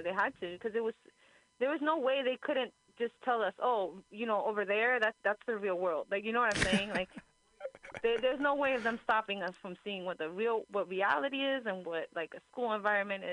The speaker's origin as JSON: {"language": "English", "town": "Union City", "region": "New Jersey", "country": "United States", "tie": "born or raised there", "moved": "yes", "lives_now": "San Francisco Bay Area, United States", "said": "where my home is, like, where I grew up in Jersey"}